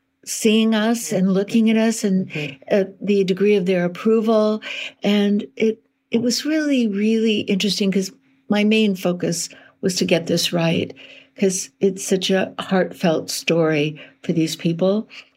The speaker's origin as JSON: {"language": "English", "town": "Berkeley", "region": "California", "country": "United States", "said": "I'm from Berkeley."}